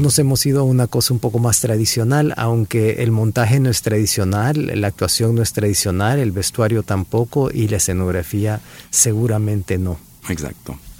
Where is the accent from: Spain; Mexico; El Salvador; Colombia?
El Salvador; moved away; also born or lived in Geneva, Switzerland